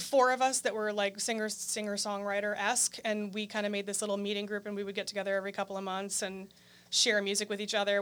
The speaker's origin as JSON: {"language": "English", "town": "Green Bay", "region": "Wisconsin", "country": "United States", "tie": "born or raised there", "also_born_or_lived": "California", "said": "I grew up in Green Bay, Wisconsin."}